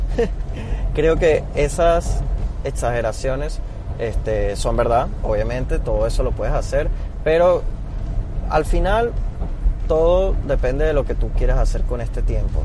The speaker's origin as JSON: {"language": "Spanish", "country": "Venezuela", "moved": "yes", "lives_now": "Panama City, Panama", "said": "yo siendo venezolano"}